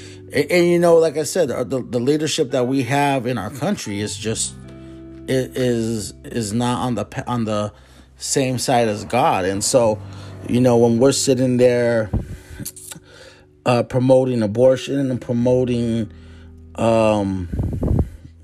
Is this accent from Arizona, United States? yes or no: yes; Phoenix, Arizona, United States; we were raised in Maryville in the Phoenix area. 85033. My whole life I was raised there